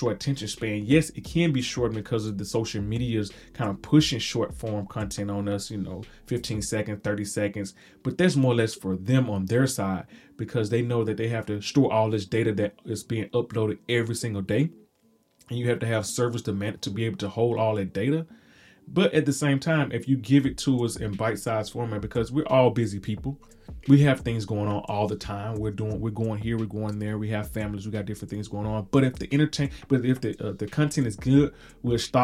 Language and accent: English; Mississippi, United States; I am from Mississippi